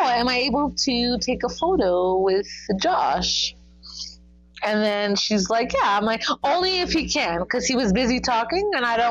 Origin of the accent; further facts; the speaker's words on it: Toronto, Ontario, Canada; oh, I came from Toronto, Canada to come here to the con.